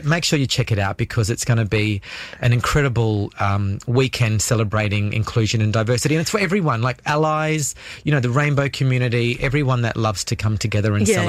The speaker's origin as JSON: {"language": "English", "town": "Darwin", "region": "Northern Territory", "country": "Australia", "tie": "born or raised there", "said": "having grown up in Darwin, Darwin's my home. I really love it. You know, my parents were born here. We have a long history."}